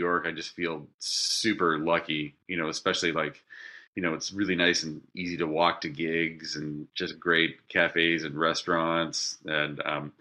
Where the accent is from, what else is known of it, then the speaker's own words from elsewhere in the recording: Nanaimo, British Columbia, Canada; I grew up in Nanaimo, which is also known as the hub city